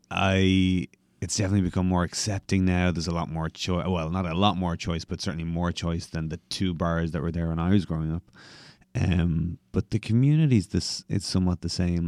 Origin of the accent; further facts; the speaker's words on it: Dublin, Leinster, Ireland; moved away as an adult; now in New York City, United States; I am originally from Dublin, Ireland, and now I live